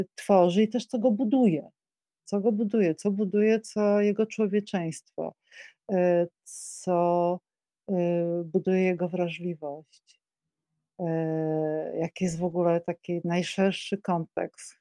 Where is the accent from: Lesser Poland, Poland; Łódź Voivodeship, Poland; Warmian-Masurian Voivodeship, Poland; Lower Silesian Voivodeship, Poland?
Lesser Poland, Poland; Kraków; Mieszkałam w Krakowie, y, y, no jestem krakowanką, więc y, z urodzenia mieszkałam w fantastycznym miejscu przy ulicy Teraz Królewskiej